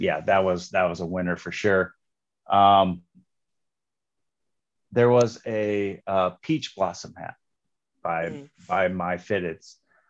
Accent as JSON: {"language": "English", "region": "Western Iowa", "country": "United States", "tie": "born or raised there", "said": "So I'm from Western Iowa."}